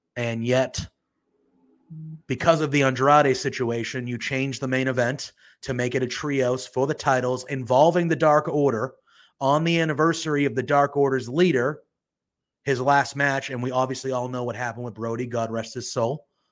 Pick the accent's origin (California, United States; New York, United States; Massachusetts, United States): Massachusetts, United States; I'm from Massachusetts